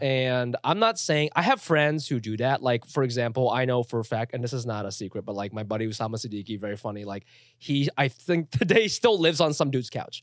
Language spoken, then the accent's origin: English; Ohio, United States; also born or lived in Chiba, Japan; now in New York, United States; I grew up in Ohio